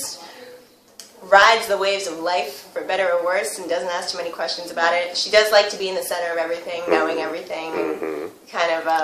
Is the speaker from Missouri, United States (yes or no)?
no; Mansfield, Massachusetts, United States; moved away as an adult; now in New York, United States; I'm from Mansfield, Massachusetts.